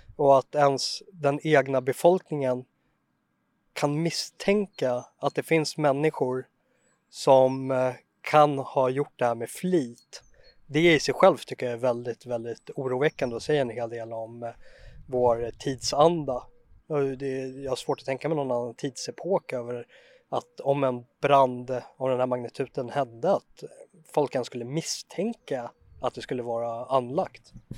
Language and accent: Swedish; Sweden; jag som svensk känner för byggnaderna